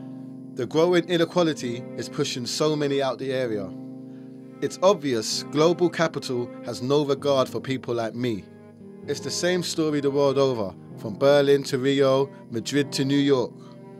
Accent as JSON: {"language": "English", "region": "London", "country": "United Kingdom", "tie": "born or raised there", "said": "I was born in Grenfell Tower. It was my home for 25 years."}